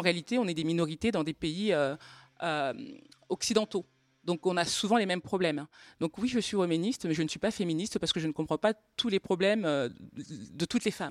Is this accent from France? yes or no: yes; Normandy, France; je viens de Normandie